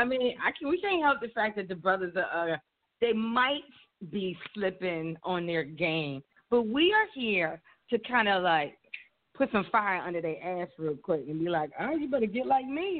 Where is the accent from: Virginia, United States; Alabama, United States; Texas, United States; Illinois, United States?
Virginia, United States; I'm from Virginia.